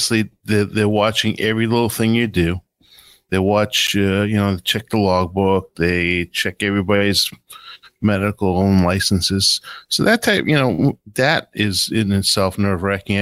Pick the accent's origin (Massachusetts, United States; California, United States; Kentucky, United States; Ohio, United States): Massachusetts, United States; Boston; I'm a guy from Boston. I'm the guy from Boston, and you know, kind of have that street talk